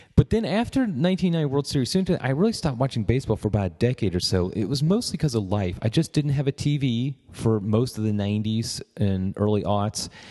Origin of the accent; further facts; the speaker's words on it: Cincinnati, Ohio, United States; I grew up in Cincinnati, and I've been a Reds fan as long as I can remember